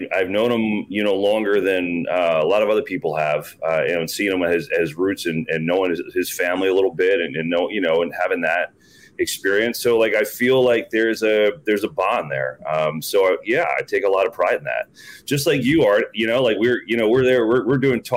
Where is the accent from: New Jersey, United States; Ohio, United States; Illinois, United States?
New Jersey, United States; we're from Jersey